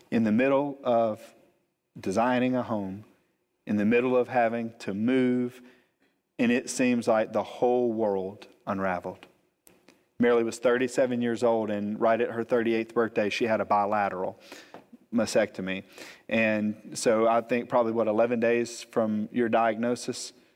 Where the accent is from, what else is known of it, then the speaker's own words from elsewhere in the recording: Montgomery, Alabama, United States; moved away as an adult; now in Gulf Breeze, United States; I was born and raised in Montgomery, Alabama, but we moved here almost eight years ago